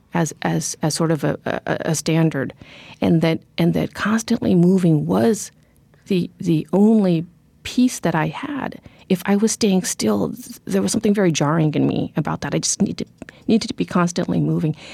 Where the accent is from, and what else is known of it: Corvallis, Oregon, United States; born or raised there; also born or lived in Cambodia